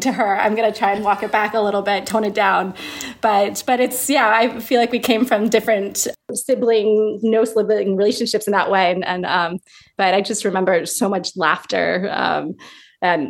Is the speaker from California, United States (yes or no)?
yes; California, United States; moved away as an adult; I grew up in California